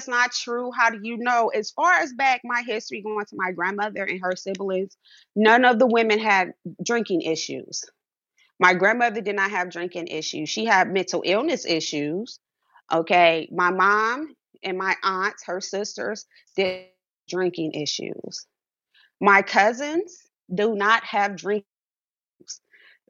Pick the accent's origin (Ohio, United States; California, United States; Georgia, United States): Ohio, United States; Cleveland; growing up in an inner city in a poverty area, I'm from Cleveland, Ohio